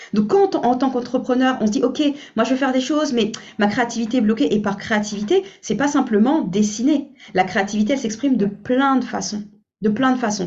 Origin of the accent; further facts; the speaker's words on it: French Guiana; je suis originaire de la Guyane